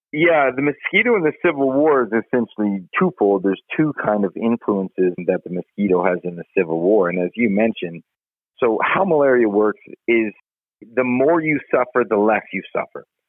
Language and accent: English; Canada; now in Colorado, United States; I'm Canadian